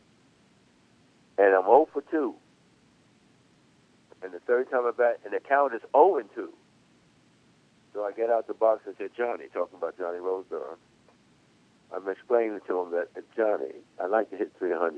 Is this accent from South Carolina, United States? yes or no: no; New York City, New York, United States; I'm from Brooklyn